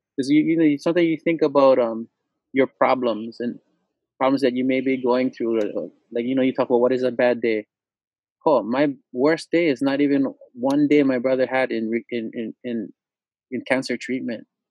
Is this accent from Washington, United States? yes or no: no; Lanai, Hawaii, United States; I'm from the island of Lanai, born and raised, and my dad was a Lanai boy